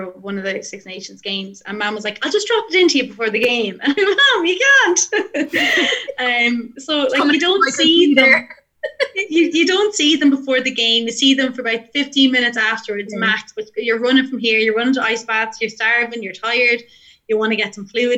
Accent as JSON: {"language": "English", "area": "Offaly", "region": "Leinster", "country": "Ireland", "also_born_or_lived": "Westmeath", "said": "I'm from Offaly"}